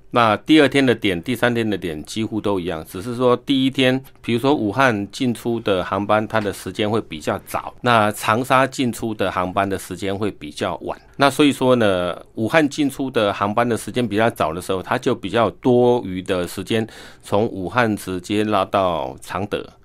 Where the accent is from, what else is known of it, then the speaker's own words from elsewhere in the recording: Taiwan; 我们台湾人